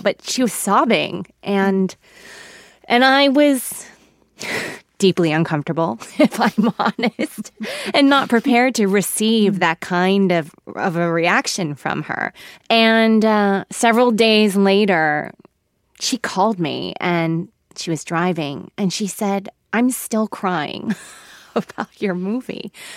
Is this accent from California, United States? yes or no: yes; Los Angeles, California, United States; first language Korean; English is a second language; I was born in Los Angeles. Um, I am an American. My parents immigrated from Seoul, Korea, and Korean was my first language